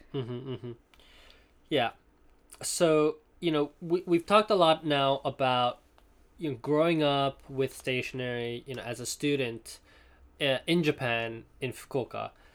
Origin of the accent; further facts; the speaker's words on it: Hong Kong; moved away; also born or lived in Princeton; in Hong Kong, uh, when I was growing up